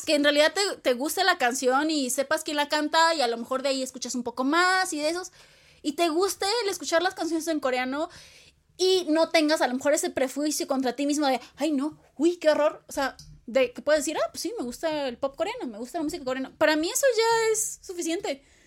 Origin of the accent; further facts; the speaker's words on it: Mexico; los mexicanos y latinos adoptamos